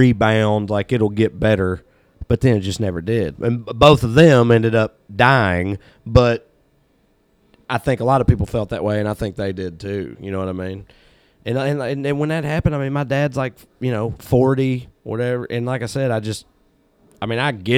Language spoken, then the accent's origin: English; Celina, Tennessee, United States; moved away as an adult; also born or lived in Cookeville, Tennessee / Knoxville, Tennessee; I grew up in Salina. My dad grew up in Salina.